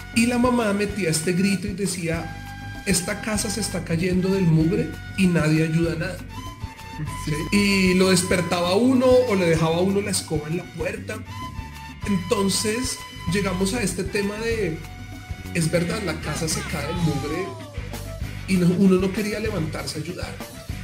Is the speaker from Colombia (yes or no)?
yes; Bogotá, Colombia; somos cachacos, somos rolos